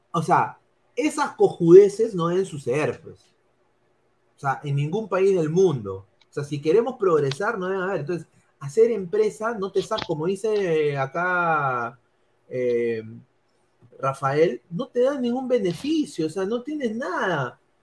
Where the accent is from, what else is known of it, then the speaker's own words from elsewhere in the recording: Lima, Peru; moved away; no vivo en Lima ahora, pero sí, sí soy limeño y obviamente quiero lo mejor para Lima